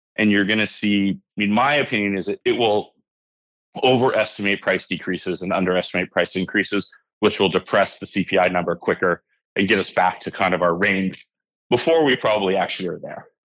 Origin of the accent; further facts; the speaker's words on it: Hawaii, United States; moved away as an adult; also born or lived in Victoria, British Columbia; now in Canada; I was raised in Hawaii. My mom still lives there.